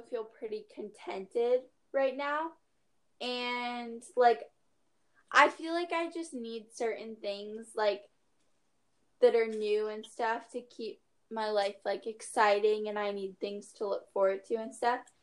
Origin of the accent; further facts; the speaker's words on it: Maui, Hawaii, United States; I'm from Maui